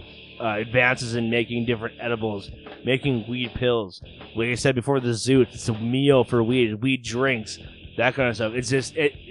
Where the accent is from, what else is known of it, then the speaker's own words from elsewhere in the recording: United States; being your American fat kid